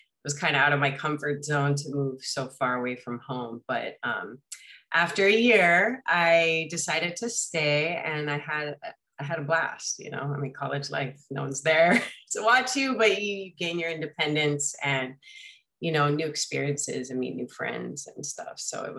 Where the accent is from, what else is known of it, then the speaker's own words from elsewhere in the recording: Hawaii, United States; I grew up in Waikai, went to Pokoi Elementary. Then we moved to town because the traffic got pretty nuts back then